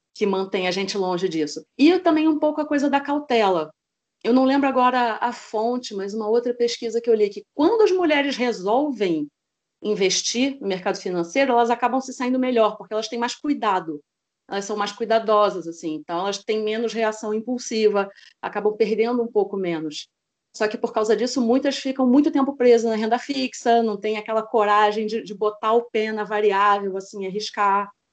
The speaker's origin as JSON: {"language": "Portuguese", "region": "Rio de Janeiro", "country": "Brazil", "said": "sou do Rio de Janeiro, tenho 38 anos"}